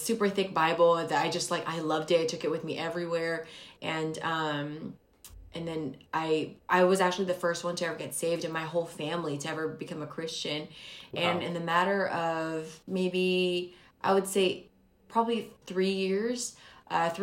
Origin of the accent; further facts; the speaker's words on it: Philippines; moved away; I was born in the Philippines and almost everyone there are Catholics, and so I was born and raised as a Catholic